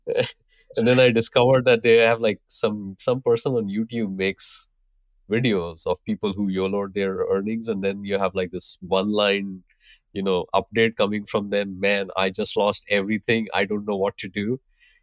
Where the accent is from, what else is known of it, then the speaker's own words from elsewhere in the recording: Mumbai, Maharashtra, India; also born or lived in Pune, India; I grew up in Mumbai, India.